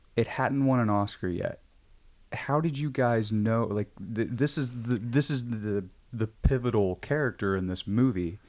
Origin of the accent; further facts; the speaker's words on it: Midwest, United States; now in Los Angeles, United States; I'm from the Midwest